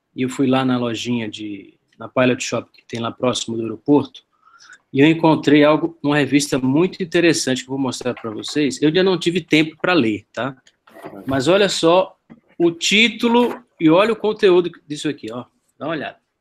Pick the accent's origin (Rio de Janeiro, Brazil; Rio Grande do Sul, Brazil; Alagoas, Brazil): Alagoas, Brazil; Maceió; moved away as an adult; now in Middle East; eu sou de Maceió, mas já estou aqui no, no Oriente Médio há quase oito anos